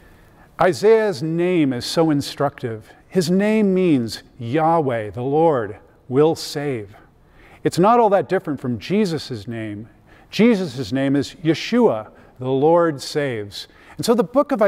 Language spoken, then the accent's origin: English; Riverside, California, United States; moved away as an adult; now in Colorado, United States; I grew up in Southern California, about an hour east of Los Angeles, in a place called Riverside.